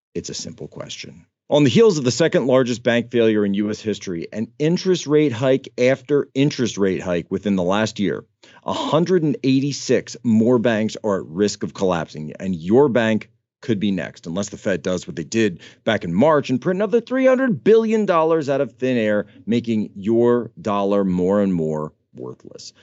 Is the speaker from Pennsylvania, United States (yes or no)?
yes; Philadelphia, Pennsylvania, United States; moved away; We went back up to the Philadelphia area, to my hometown.